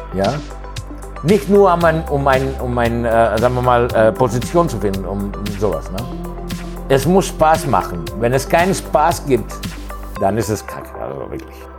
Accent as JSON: {"language": "German", "country": "Greece", "tie": "born or raised there", "also_born_or_lived": "Hannover, Germany / Thessaloniki, Greece / Cologne, Germany", "second_language": "German", "moved": "as an adult", "said": "ich bin äh, in Griechenland aufgewachsen"}